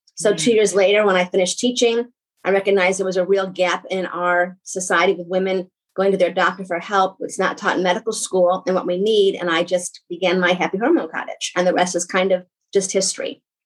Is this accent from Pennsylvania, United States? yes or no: no; New York, United States; I do talk fast because I'm from New York